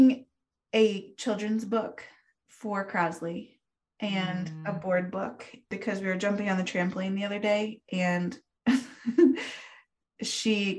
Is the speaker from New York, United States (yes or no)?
no; Lander, Wyoming, United States; born or raised there; moved away